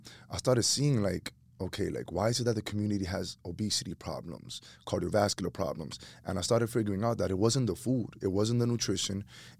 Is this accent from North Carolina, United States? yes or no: no; New York City, New York, United States; born and raised in Washington Heights, two Dominican immigrant parents that came to New York City in the late 70s, early 80s. I'm a kid who grew up on the block